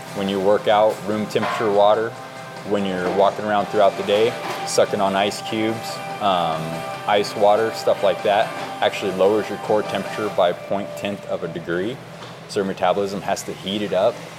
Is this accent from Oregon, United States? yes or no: yes; Oregon, United States; being born and raised in Oregon